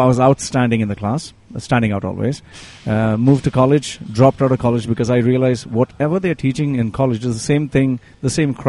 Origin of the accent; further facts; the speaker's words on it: Dubai, United Arab Emirates; Born and raised in Dubai. Right. Being here when Dubai was nothing but just a desert.